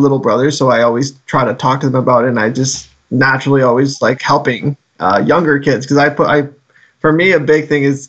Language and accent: English; Guelph, Ontario, Canada; I'm from Guelph